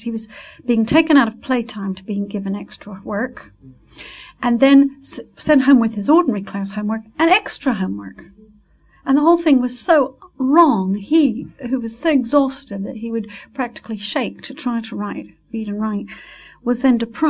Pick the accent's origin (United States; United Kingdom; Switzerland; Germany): Switzerland; moved away; I was brought up in Switzerland where you really did obey